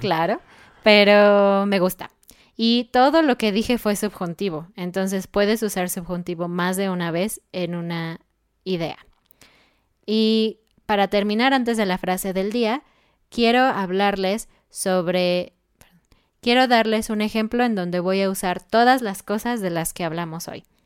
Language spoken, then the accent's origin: Spanish; Mexico